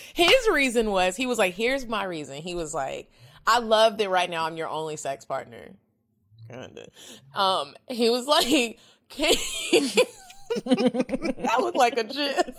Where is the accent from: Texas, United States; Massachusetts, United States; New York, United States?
Texas, United States; Dallas; I'm from Dallas